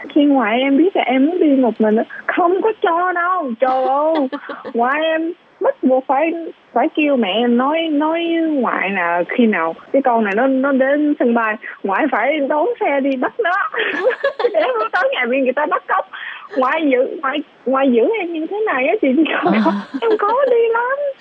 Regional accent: Taiwan; also born or lived in Vietnam; Em đã ở Đài Loan học đã hai mươi mấy năm rồi

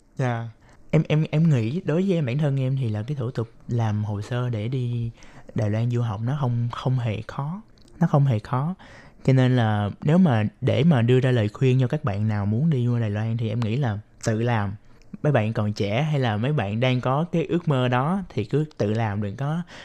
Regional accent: Ho Chi Minh City, Vietnam; moved away as an adult; now in Taiwan; Em đến từ thành phố Hồ Chí Minh của Việt Nam

